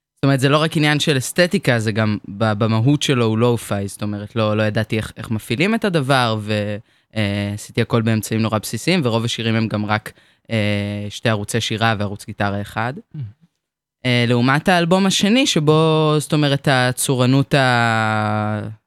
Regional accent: Hadera, Haifa District, Israel; אני מחדרה, אני בת 22

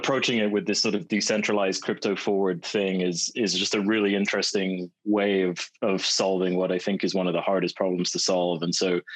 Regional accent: United Kingdom; moved away as an adult; also born or lived in Manchester; now in West Coast, United States; my British roots

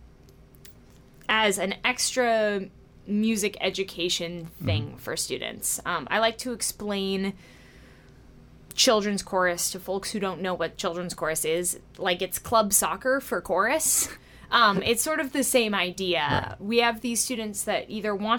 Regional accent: Quincy, Massachusetts, United States; I grew up in Quincy, Massachusetts, and I always was singing

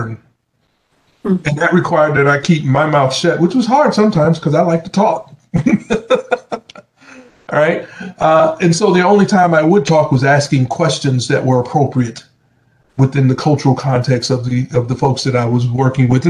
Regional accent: Southern Alabama, United States; moved away; also born or lived in Atlanta, Georgia; I'm from Southern Alabama

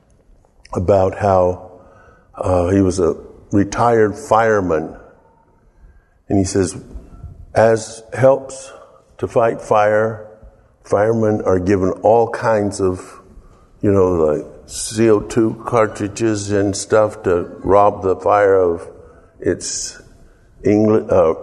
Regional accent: the South, United States; moved away; I'm from the South

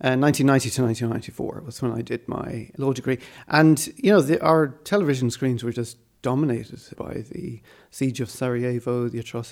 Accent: Malawi; also born or lived in Swaziland / Ireland; Well, I was born in Malawi and sort of did my primary education in Swaziland. And then we moved back to Malawi.

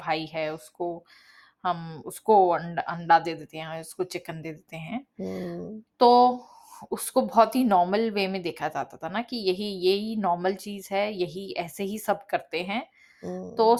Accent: Delhi, India; now in Canada; originally um, uh, हम दिल्ली से belong करते हैं करंटली uh, मैं अभी कनाडा में रहती हूँ

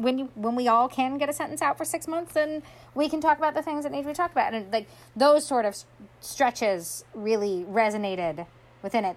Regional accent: New York, United States; moved away; I'm from New York a lot of my very close friends still live in New York

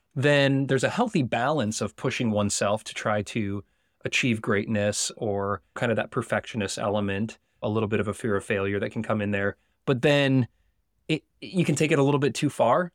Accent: United States; accent: American; my American accent

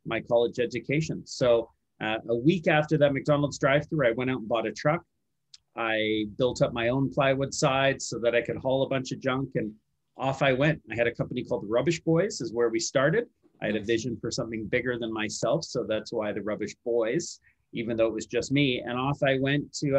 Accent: Vancouver, British Columbia, Canada; also born or lived in San Francisco, United States; I've grown up in Vancouver.

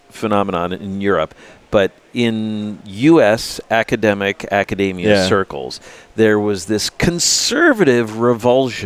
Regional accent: United States; I'm an American

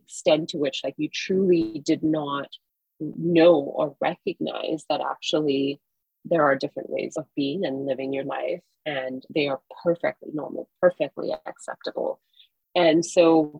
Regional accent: Singapore; now in United States; I grew up in Singapore, a country in which homosexuality is still criminalized

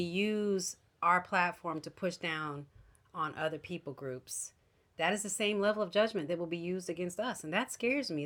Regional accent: United States; as an American Christian

